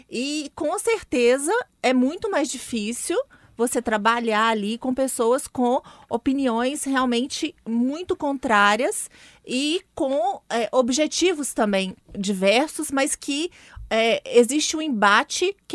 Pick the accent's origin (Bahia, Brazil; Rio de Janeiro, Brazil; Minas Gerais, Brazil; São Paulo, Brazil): Minas Gerais, Brazil; Como mineira falando mesmo